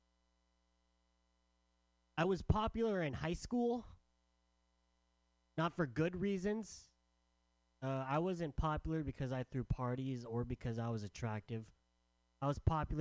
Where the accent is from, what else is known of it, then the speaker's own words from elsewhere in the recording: San Diego, California, United States; also born or lived in San Francisco; I'm from San Diego